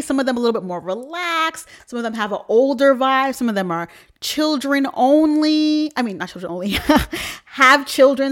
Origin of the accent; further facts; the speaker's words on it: New York, United States; I'm from New York